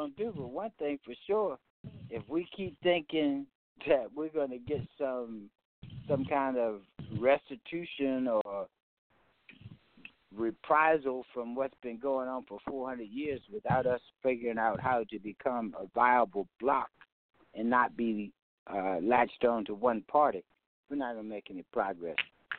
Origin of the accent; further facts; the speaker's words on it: the South, United States; I've been around a long time, and I'm from the South.